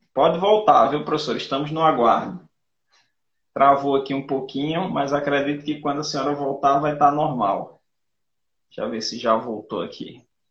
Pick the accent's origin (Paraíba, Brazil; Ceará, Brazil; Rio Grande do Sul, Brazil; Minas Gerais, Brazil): Paraíba, Brazil; Rio Tinto; Eu sou de Rio Tinto